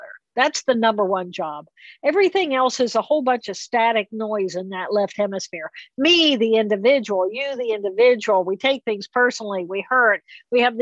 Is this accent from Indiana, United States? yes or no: yes; Indiana, United States; I come from Indiana and it's farmland